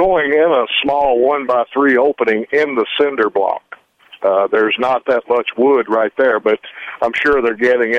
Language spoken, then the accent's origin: English; Memphis, Tennessee, United States; now in South Dakota, United States; I'm from Memphis originally